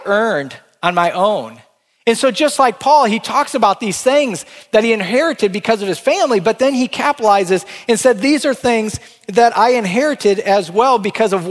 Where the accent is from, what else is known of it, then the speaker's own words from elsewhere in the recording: Northwest Iowa, United States; moved away as an adult; move back to my hometown in Northwest Iowa